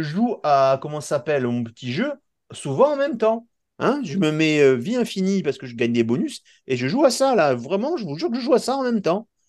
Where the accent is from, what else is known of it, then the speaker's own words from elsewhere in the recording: France; chez nous en France